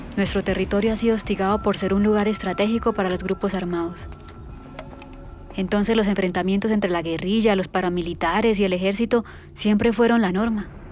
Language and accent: Spanish; Caldono, Cauca, Colombia; Yo nací en Caldono, Cauca, en 1993